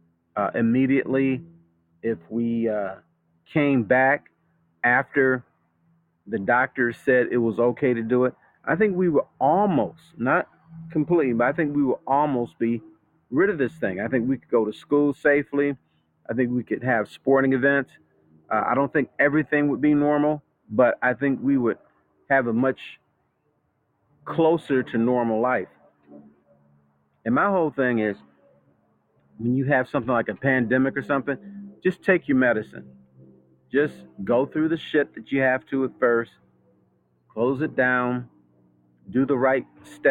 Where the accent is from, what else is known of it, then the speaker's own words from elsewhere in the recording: United States; I'm an American